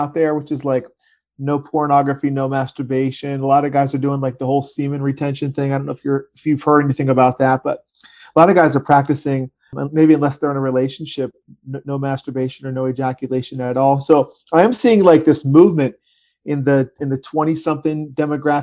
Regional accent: Harrisburg, Pennsylvania, United States; I'm from Harrisburg, Pennsylvania area

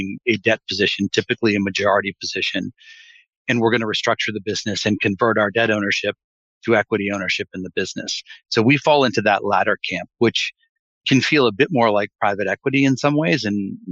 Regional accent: Maryland, United States; I grew up in the suburbs of Maryland, now very developed area

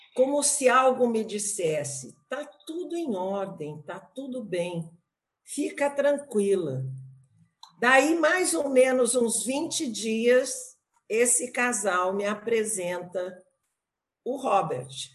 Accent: Brazil; moved away; also born or lived in Canada; como boa brasileira de tirar fotos

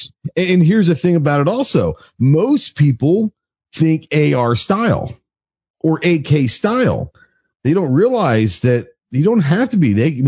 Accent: Dallas, Texas, United States; when I grew up in Dallas

